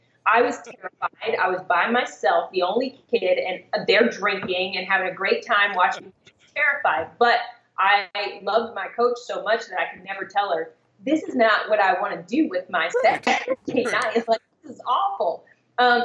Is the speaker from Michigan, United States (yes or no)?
yes; Michigan, United States; I'm from Michigan, and I was a figure skater in Michigan